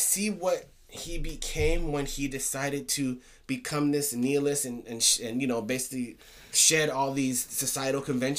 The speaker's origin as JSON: {"language": "English", "country": "United States", "tie": "born or raised there", "said": "growing up in New York, tri-state area, New York, New Jersey, you know, that whole area."}